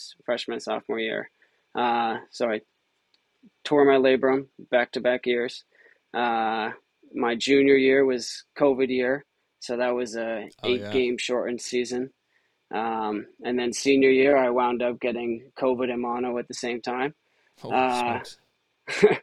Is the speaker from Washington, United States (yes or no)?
no; Rumson, New Jersey, United States; moved away as an adult; also born or lived in Boston, Massachusetts; I'm originally from Rumson, New Jersey, down by the Jersey Shore